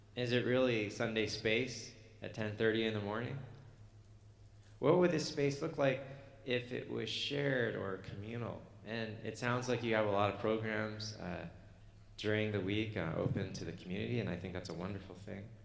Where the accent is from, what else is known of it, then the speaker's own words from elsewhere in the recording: Canada; I'm Canadian